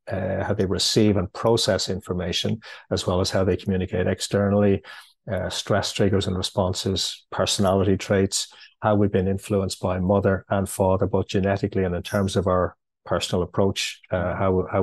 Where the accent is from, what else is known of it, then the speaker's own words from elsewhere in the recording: Ireland; Okay, well, firstly, I'm uh, I'm Irish. I'm living in Dublin.